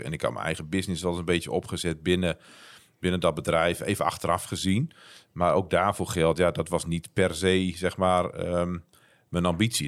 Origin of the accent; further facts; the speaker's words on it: northern Netherlands, Netherlands; Ik ben een Noorderling